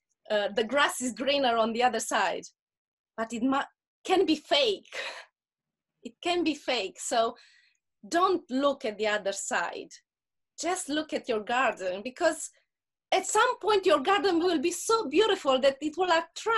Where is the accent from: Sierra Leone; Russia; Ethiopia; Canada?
Russia; accent: Russian; English is a second language; if you hear my accent and then you make me angry, I just say with the Russian accent, my friends are coming after you.